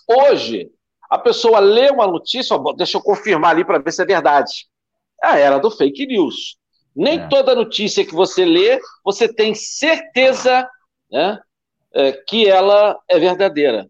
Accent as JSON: {"language": "Portuguese", "town": "Volta Redonda", "region": "Rio de Janeiro", "country": "Brazil", "tie": "born or raised there", "said": "eu sou de Volta Redonda, né? Minha terra natal."}